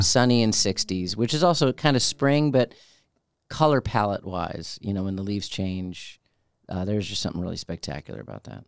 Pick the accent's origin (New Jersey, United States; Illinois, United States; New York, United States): Illinois, United States; Chicago; moved away; also born or lived in Orlando / Albany; I grew up in Chicago